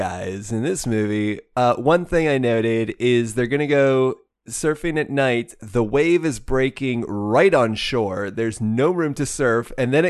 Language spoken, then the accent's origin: English; Midwest, United States; I grew up out in the Midwest.